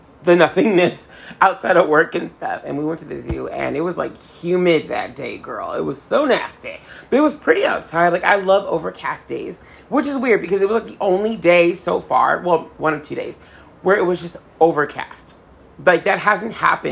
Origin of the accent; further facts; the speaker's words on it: Southern California, United States; I'm from Southern California